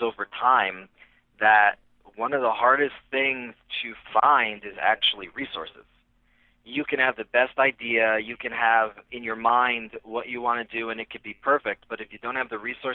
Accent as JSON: {"language": "English", "region": "New Jersey", "country": "United States", "tie": "born or raised there", "moved": "as an adult", "lives_now": "New York City, United States", "said": "I grew up in New Jersey over the GW."}